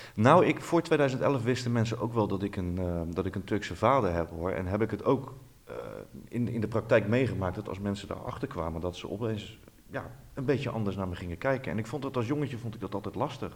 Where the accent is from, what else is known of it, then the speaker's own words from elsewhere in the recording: Netherlands; wij als Nederlanders